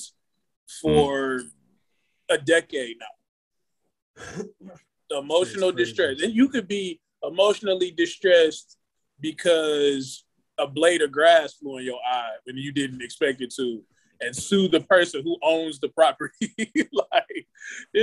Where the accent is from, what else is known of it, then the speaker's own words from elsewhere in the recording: Cleveland, Ohio, United States; I'm from Cleveland, born and raised